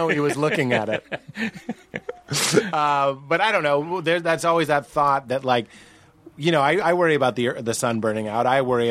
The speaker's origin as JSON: {"language": "English", "town": "Lexington", "region": "Massachusetts", "country": "United States", "also_born_or_lived": "Los Angeles", "moved": "yes", "said": "I'm from Boston, a very repressed place."}